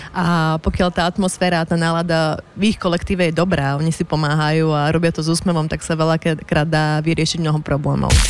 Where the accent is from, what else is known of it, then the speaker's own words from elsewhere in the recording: Martin, Žilina Region, Slovakia; moved away as an adult; also born or lived in Bratislava; som z malého mesta, tak to varenie denné bolo u nás prirodzené